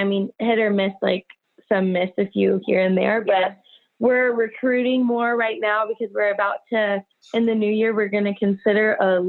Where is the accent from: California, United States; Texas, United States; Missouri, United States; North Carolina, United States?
Texas, United States; Houston; also born or lived in Michigan / Canada; I'm from Houston, Texas.